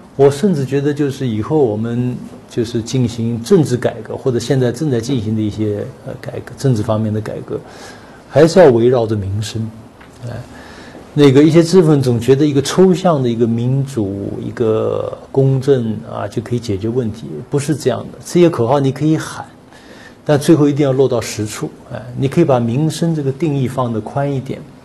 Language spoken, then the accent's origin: Chinese; China; 我们中国人